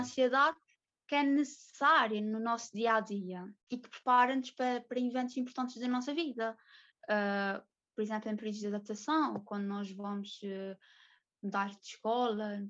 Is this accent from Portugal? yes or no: yes; São Miguel, Azores, Portugal; sou de São Miguel, sou soriana